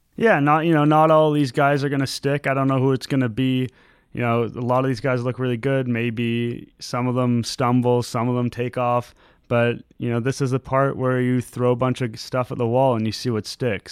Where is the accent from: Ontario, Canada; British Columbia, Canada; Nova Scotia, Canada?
Ontario, Canada; Toronto; also born or lived in Montreal; I grew up in Toronto. I was born and raised here. I lived in Montreal briefly, but I've basically been here my whole life